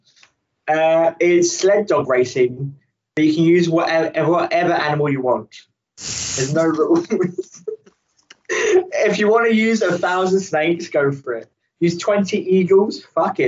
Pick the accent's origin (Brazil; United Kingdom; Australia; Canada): United Kingdom; England; We're English.